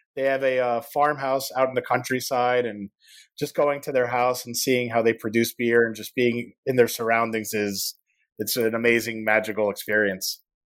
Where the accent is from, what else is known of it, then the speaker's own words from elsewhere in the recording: Miami, Florida, United States; moved away as an adult; now in Barcelona, Spain; I'm from Miami originally